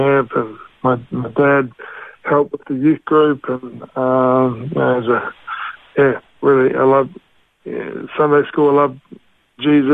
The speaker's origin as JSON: {"language": "English", "country": "Australia", "tie": "born or raised there", "also_born_or_lived": "Mosgiel, New Zealand / Cromwell, New Zealand", "said": "And then we made the big move over to Australia as a family."}